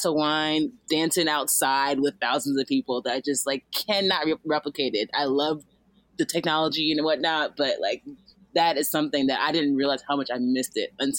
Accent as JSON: {"language": "English", "country": "Nigeria", "moved": "yes", "lives_now": "Los Angeles, United States", "said": "I'm Nigerian too"}